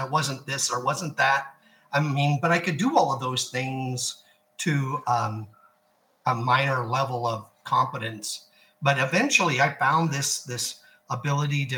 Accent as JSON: {"language": "English", "region": "Nebraska", "country": "United States", "tie": "born or raised there", "moved": "yes", "lives_now": "Texas, United States", "said": "growing up in Nebraska, of course, is a very rural area"}